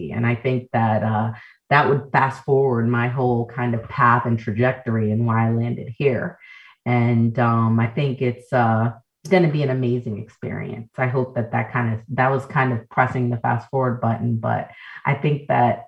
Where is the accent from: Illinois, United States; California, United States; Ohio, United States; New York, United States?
New York, United States; New York City; also born or lived in Jamaica (ancestry); we're first generation Americans, as Jamaican, born in the Bronx.